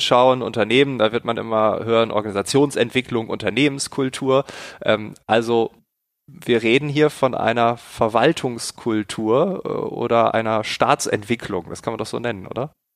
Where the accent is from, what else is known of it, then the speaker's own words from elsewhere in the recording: Germany; bei uns in Deutschland